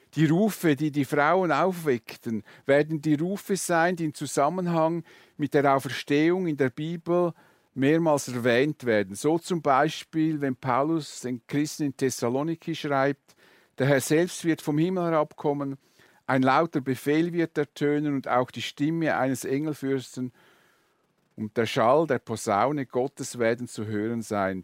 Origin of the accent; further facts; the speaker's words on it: Switzerland; bei uns in der Schweiz